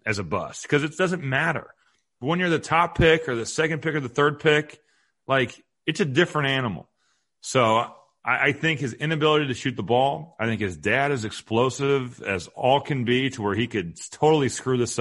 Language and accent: English; Indiana, United States; I'm from Indiana